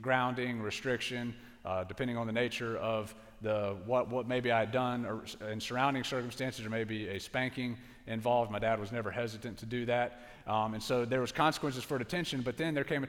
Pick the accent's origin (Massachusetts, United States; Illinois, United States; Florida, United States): Florida, United States; Pensacola